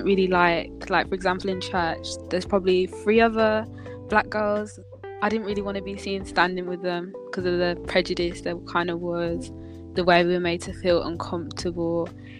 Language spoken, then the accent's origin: English; Birmingham, West Midlands, United Kingdom; I'm from Birmingham, I'm 16